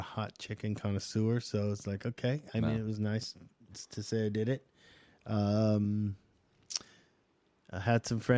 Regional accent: Southern California, United States; now in Nashville, United States; I'm from Southern California

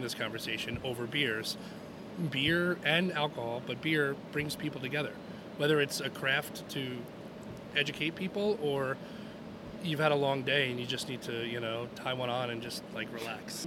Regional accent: Long Island, New York, United States; moved away as an adult; also born or lived in Rochester, New York; I grew up on Long Island

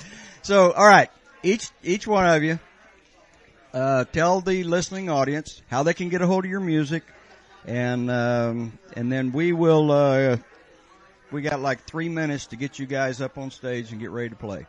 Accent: Texas, United States; I'm from Texas

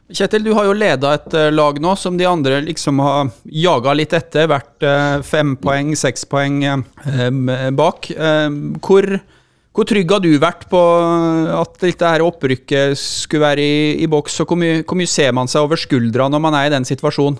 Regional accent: Innlandet, Norway; jeg kommer jo fra Innlandet sjøl

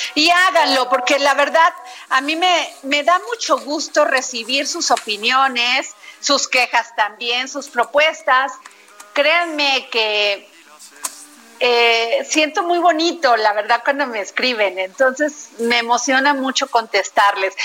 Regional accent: Veracruz, Mexico; mi pueblo, Veracruz

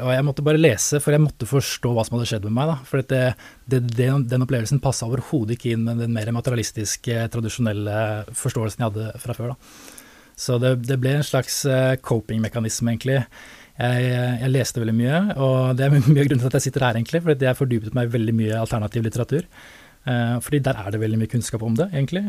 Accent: Oslo, Norway; now in Tønsberg, Norway; jeg kommer jo opprinnelig fra Oslo, da, egentlig vokste opp

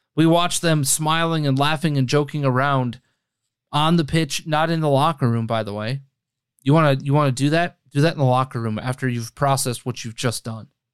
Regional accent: United States; I'm also an American

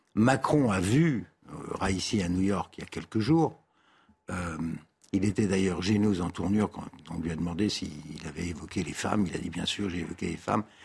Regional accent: Tunisia; now in Paris, France; je suis né en Tunisie, euh, suis français

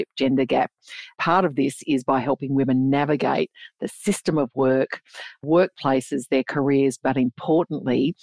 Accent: Geraldton, Western Australia, Australia; now in Perth, Australia; where I grew up on Noongar land, which is Geraldton, Western Australia

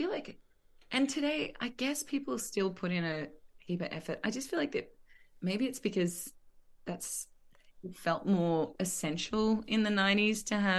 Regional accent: Condobolin, New South Wales, Australia; he was from my hometown in Condobolin

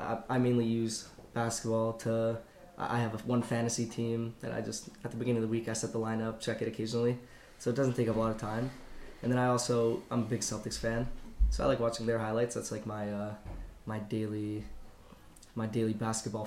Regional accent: Canada; I'm Canadian

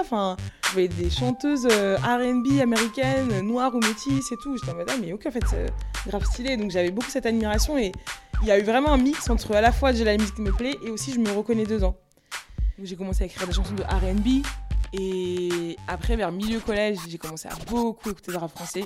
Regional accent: Paris region suburbs, Île-de-France, France; je suis pas de Paris, je suis de région parisienne, mais je suis de banlieue.

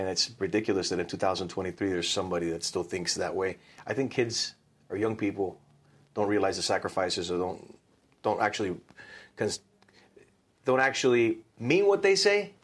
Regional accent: United States; I was born here

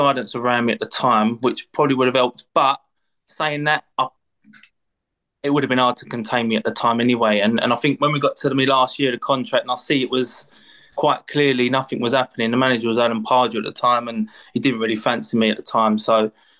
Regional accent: London, United Kingdom; born or raised there

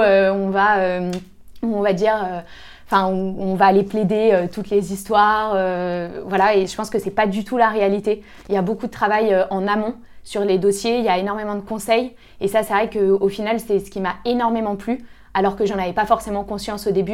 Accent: Lyon, Auvergne-Rhône-Alpes, France; moi, je viens de Lyon euh, à la base, donc j'ai toujours euh, vécu à Lyon

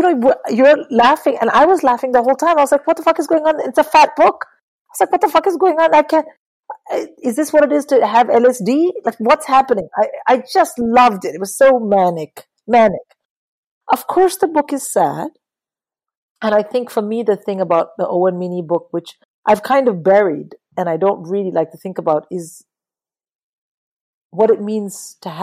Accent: Tamil Nadu, India; I'm a Tamil, but I'm like an Indian Tamil

